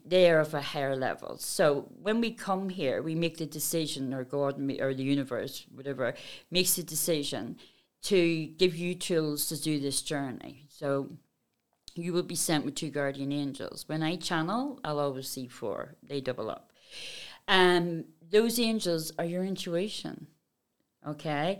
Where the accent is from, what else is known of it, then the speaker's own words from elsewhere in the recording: Belfast, Northern Ireland, United Kingdom; I come from Belfast.